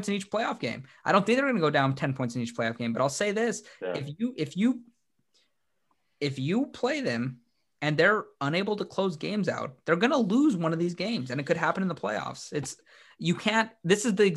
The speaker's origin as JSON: {"language": "English", "town": "Lacey", "region": "Washington", "country": "United States", "said": "I'm from Lacey, Washington"}